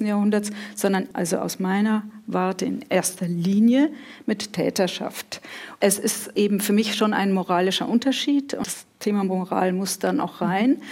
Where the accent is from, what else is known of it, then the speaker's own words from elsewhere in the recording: Munich, Bavaria, Germany; in München, wo ich aufgewachsen bin